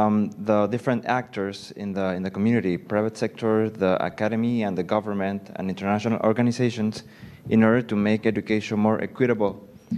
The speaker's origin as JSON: {"language": "English", "country": "Panama", "said": "I'm from Panama."}